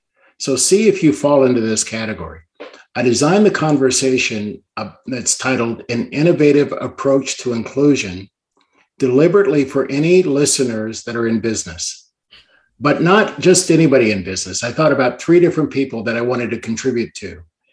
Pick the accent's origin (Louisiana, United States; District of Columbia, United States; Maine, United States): District of Columbia, United States; Washington; born there; also born or lived in Canada; I'm actually an Army brat, born in Washington, D.C., and moved around a lot. But I'm a dual citizen of Canada and the U.S.